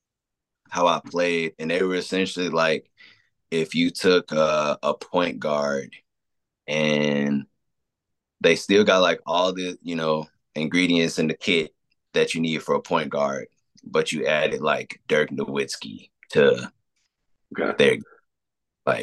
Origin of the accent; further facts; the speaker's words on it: Chicago, Illinois, United States; I'm from Chicago